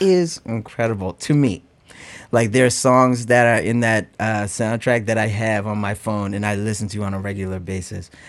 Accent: North Preston, Nova Scotia, Canada; I come all the way from North Preston, uh, which is the largest all-black community in all of Canada

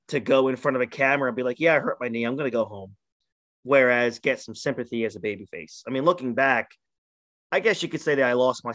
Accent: New Jersey, United States; We're from Jersey, so they're local Jersey guys

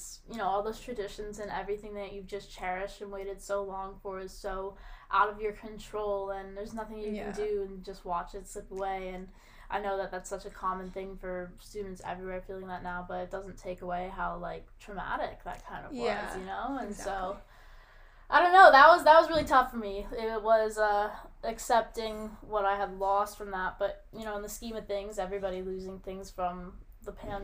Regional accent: Connecticut, United States; moved away as an adult; I'm from Connecticut

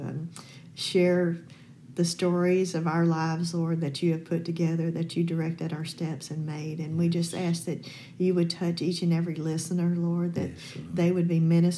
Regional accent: Arkansas, United States; moved away as an adult; also born or lived in Louisiana; I was from Arkansas

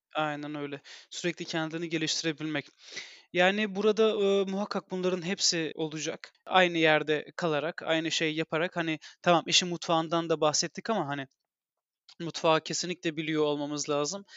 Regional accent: Turkey; Biz Türk'üz

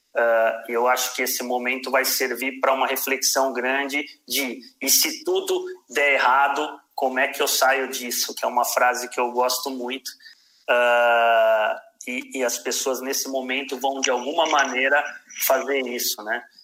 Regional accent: Brazil; enquanto brasileiro

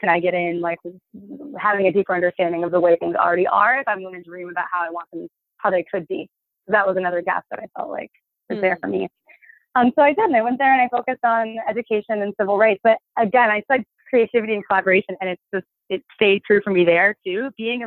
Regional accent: Hartford, Connecticut, United States; moved away as an adult; also born or lived in New York; the journey begins in Connecticut, where I'm from. I'm from Hartford, Connecticut

